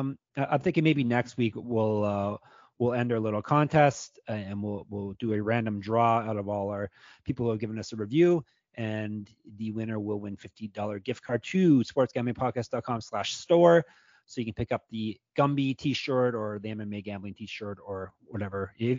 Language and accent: English; Canada; I see I'm Canadian. I don't know all the cities in Georgia